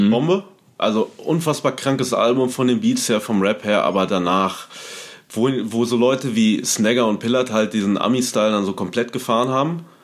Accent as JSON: {"language": "German", "town": "Paderborn", "region": "North Rhine-Westphalia", "country": "Germany", "moved": "yes", "said": "Ich kannte die noch damals aus Paderborn, einer mhm. Hip-Hop-Hochburg zu der Zeit, wo ich herkomme"}